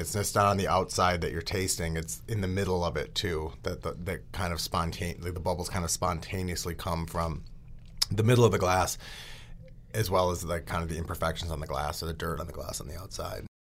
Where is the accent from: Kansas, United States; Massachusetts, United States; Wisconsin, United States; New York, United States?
Wisconsin, United States; outside of Milwaukee; growing up outside of Milwaukee